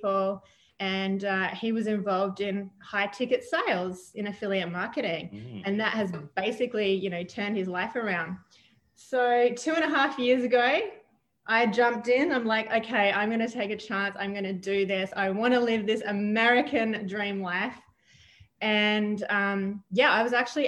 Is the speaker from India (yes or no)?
no; Adelaide, South Australia, Australia; moved away as an adult; now in United States; I'm from Australia originally. I was born in a town called Adelaide, the city of churches